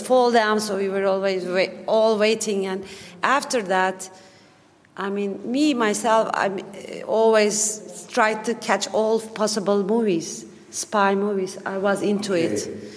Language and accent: English; Turkey; English is a second language; I am from Turkey